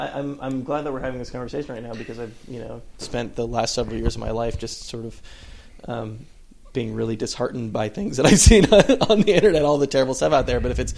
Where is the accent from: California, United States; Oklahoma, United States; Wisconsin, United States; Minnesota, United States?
California, United States; Fremont; Yeah, I'm from Northern California. I'm from the East Bay.